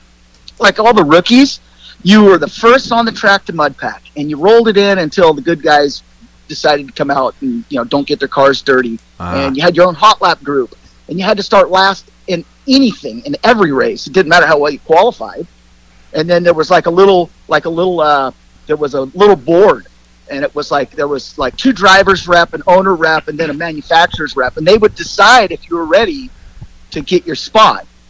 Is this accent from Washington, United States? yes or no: no; Torrance, California, United States; growing up around Ascot, you know, going there as a kid.